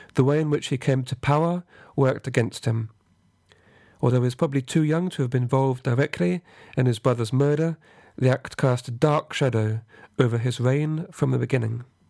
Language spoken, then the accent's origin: English; England, United Kingdom; as an Englishman